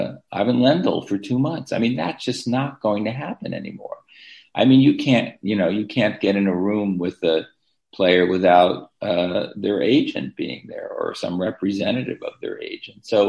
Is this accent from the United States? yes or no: yes; United States; we in the United States